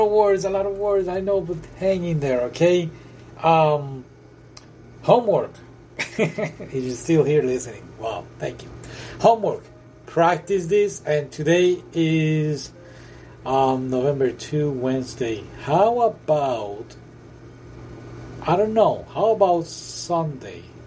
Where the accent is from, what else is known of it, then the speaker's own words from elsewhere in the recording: United Kingdom; accent: British; my British accent